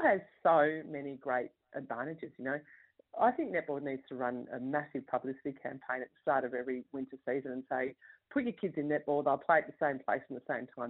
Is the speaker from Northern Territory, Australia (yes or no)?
no; Sydney, New South Wales, Australia; me as a kid growing up in Western Sydney